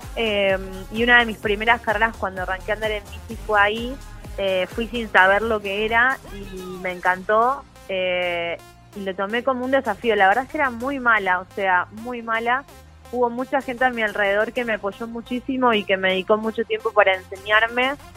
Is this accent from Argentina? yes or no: yes; Pilar, Buenos Aires Province, Argentina; Yo soy de Pilar, sí, Pilar, Buenos Aires, a 35 kilómetros de Capital Federal